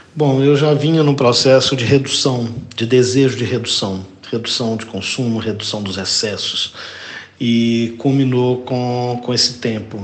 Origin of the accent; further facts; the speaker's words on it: Belo Horizonte, Minas Gerais, Brazil; nasci há 54 anos em Belo Horizonte, sou um brasileiro mineiro